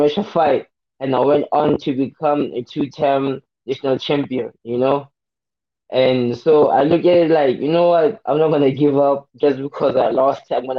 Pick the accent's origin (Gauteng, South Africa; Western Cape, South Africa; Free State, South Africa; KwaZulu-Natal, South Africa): Free State, South Africa; Welkom; I was born and raised in Welkom, Free State, you know.